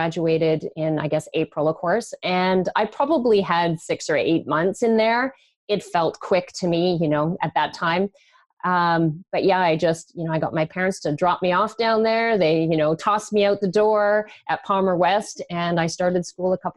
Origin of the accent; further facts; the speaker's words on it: British Columbia, Canada; I grew up in British Columbia